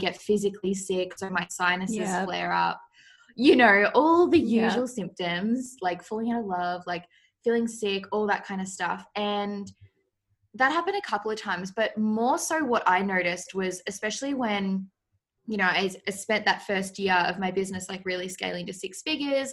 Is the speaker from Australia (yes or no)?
yes; Australia; I live in Australia, if you can't tell by my accent. People always get my accent mixed up and think like I'm from England or something. I'm like, nope, I'm from Australia